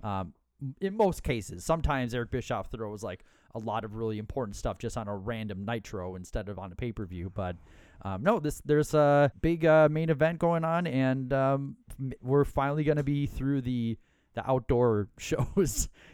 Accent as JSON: {"language": "English", "region": "Minnesota", "country": "United States", "said": "we are from Minnesota"}